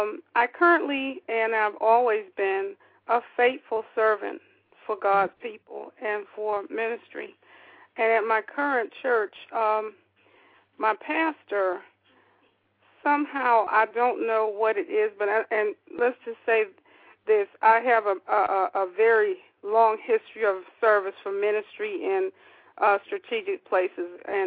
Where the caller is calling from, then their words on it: Atlanta, Georgia, United States; I am calling from the Atlanta area.